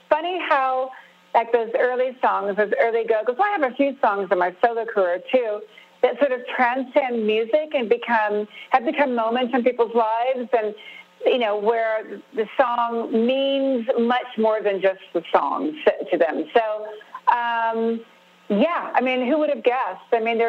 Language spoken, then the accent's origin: English; California, United States; because I grew up with the … they're part of my DNA, you know? I mean, it's just the way I grew up in Southern California.